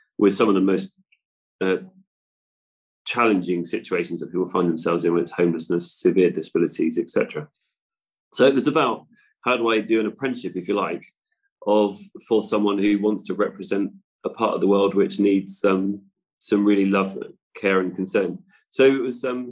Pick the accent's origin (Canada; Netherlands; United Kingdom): United Kingdom; West Cornwall, South West England; our part of the world, in West Cornwall. So obviously it wasn't the immediate thing I did when I left school, but I went into building as a Cornish mason